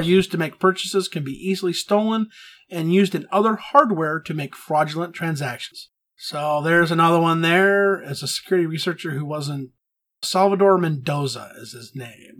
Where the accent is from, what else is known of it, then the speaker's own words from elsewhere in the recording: Texas, United States; growing up in Texas